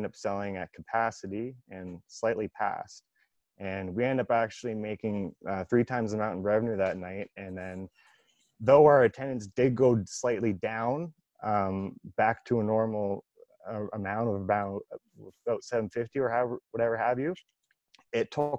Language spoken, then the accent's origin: English; Canada; my hometown and my team, because I was growing up there